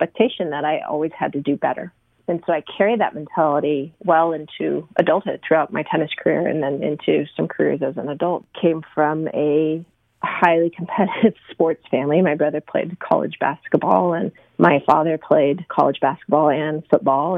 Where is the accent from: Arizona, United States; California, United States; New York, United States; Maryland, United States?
Arizona, United States; I grew up in Arizona